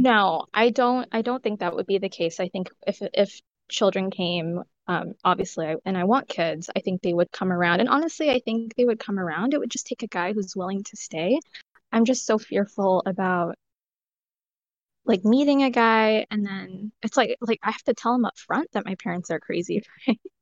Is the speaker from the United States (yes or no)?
yes; California, United States; I was raised in California, but I have parents from India